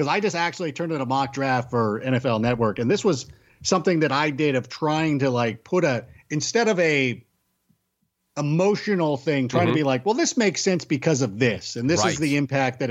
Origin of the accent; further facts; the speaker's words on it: Chicago, Illinois, United States; moved away; also born or lived in California; I'm from Chicago